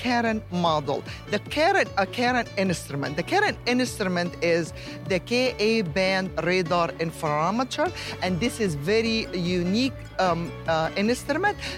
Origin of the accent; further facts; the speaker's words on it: Egypt; moved away; I am originally from Egypt